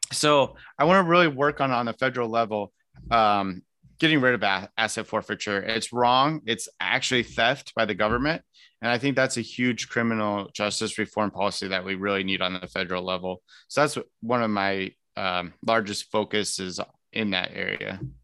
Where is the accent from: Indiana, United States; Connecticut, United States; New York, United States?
Indiana, United States; Elkhart; now in Greenwood, United States; I'm originally from Elkhart